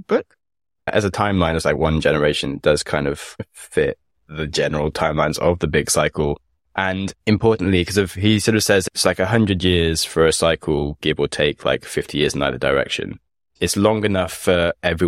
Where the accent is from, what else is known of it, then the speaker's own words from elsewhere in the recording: United Kingdom; I'm from Britain